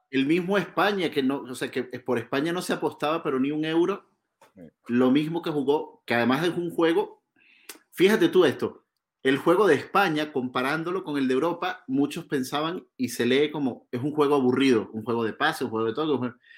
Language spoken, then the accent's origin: Spanish; Venezuela; nuestra selección, la Vinotinto